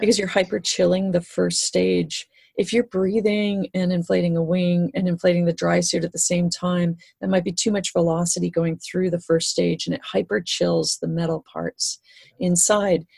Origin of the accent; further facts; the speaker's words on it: Great Lakes, Canada; growing up in the Great Lakes, it was all wreck diving here.